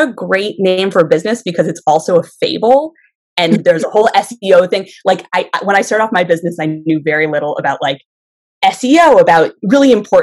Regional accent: Connecticut, United States; now in Florida, United States; I grew up in Connecticut, and I spent a lot of time in the woods.

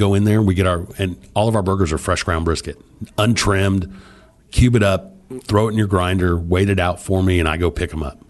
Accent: Illinois, United States; now in Texas, United States; I wasn't born on the island, I was born on Illinois.

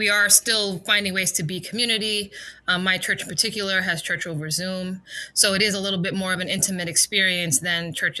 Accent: Berrien Springs, Michigan, United States; now in West New York, United States; I'm originally from Berrien Springs, Michigan. I was born and raised there for many years, of course

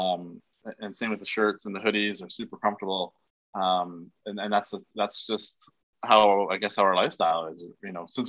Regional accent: Canada; being a Canadian kid

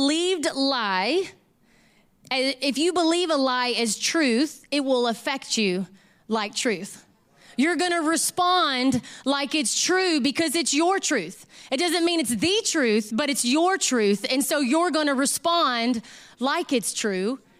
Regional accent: Southeast Texas, United States; I grew up in Southeast Texas

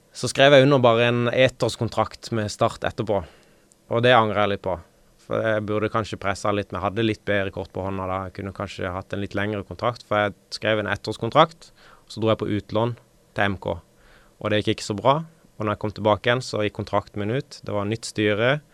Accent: Kristiansand, Agder, Norway; det er der jeg vokste opp. så hver gang det er flom i Kristiansand

